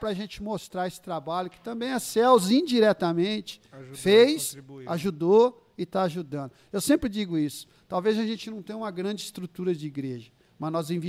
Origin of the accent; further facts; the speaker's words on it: Ribeirão Preto, São Paulo, Brazil; Nasci aqui, né, em 1964. E cresceu até os sete aqui na Vila Virgínia, até os sete e meio.